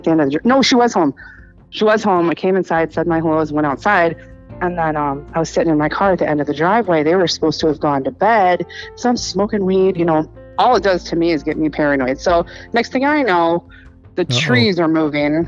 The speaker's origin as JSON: {"language": "English", "town": "Yorkville", "region": "Illinois", "country": "United States", "tie": "born or raised there", "said": "I grew up in Yorkville."}